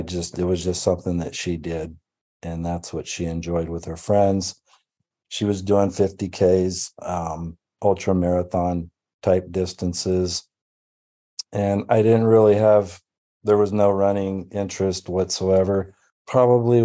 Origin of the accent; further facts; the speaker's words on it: Auburn, California, United States; also born or lived in Racine, Wisconsin; was born in Racine, Wisconsin, moved here when I was seven.